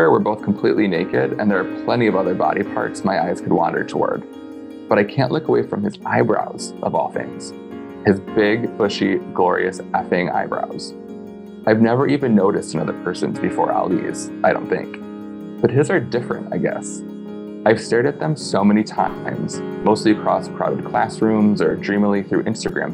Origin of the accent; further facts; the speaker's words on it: north of Detroit, the Thumb area of Michigan, United States; moved away as an adult; I'm from about an hour and a half north of Detroit, so like in the thumb-ish area.